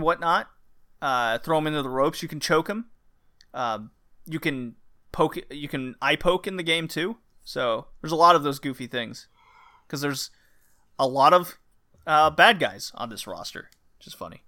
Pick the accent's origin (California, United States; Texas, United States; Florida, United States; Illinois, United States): Texas, United States; I grew up in Texas